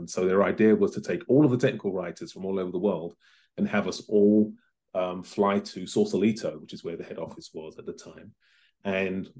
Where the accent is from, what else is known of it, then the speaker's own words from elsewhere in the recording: London, United Kingdom; moved away as an adult; now in Los Angeles, United States; I was born in London in the late 60s. My parents are from the Caribbean, mum's from Barbados, and my father is from Grenada, and they met in the UK, and I'm one of four children, so raised and educated in London